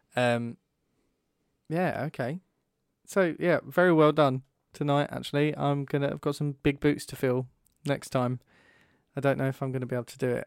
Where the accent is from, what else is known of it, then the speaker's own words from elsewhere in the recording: England, United Kingdom; especially as English people